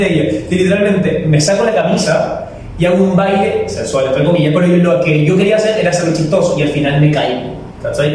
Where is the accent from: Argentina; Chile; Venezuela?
Chile; now in Ecuador; soy chileno